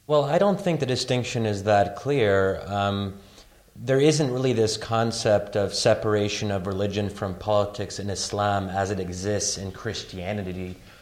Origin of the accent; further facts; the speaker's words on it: United States; as an American